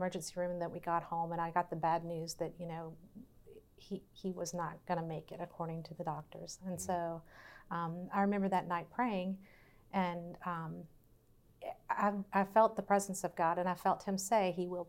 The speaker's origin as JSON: {"language": "English", "town": "Verona", "region": "Virginia", "country": "United States", "tie": "born or raised there", "said": "We came from the same hometown"}